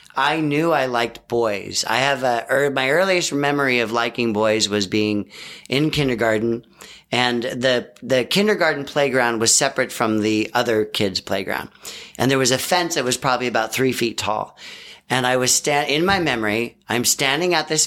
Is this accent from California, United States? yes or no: yes; the Bay Area, California, United States; I grew up in the Bay Area